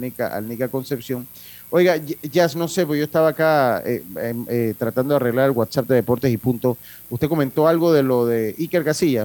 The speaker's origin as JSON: {"language": "Spanish", "region": "Los Santos", "country": "Panama", "said": "allá en, de donde yo soy, en el sector de la provincia de Los Santos"}